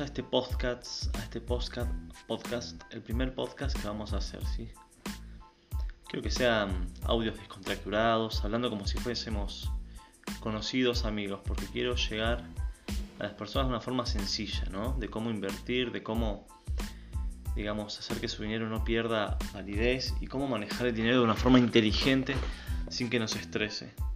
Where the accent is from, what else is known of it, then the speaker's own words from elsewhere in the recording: Argentina; soy de Argentina